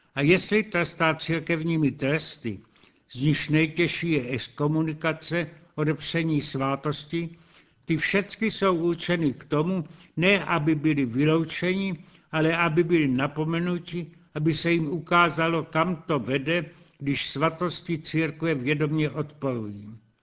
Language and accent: Czech; Czechia